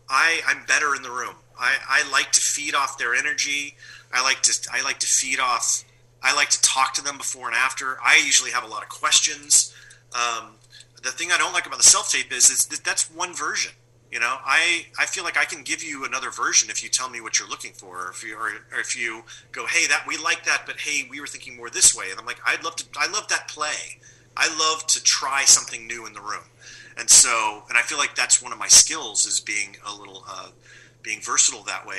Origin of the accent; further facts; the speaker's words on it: Pennsylvania, United States; We're going to shoot in my hometown of Pennsylvania because I can get all the housing for free.